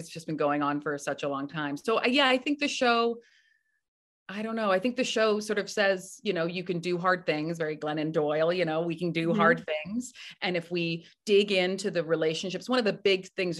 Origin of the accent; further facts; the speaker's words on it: Canada; now in New York, United States; I'm from Canada